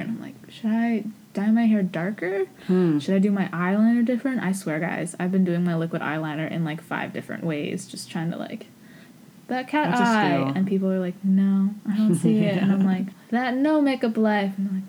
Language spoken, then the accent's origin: English; East Coast, United States; I'm half Japanese, but I'm from America. I'm fifth generation.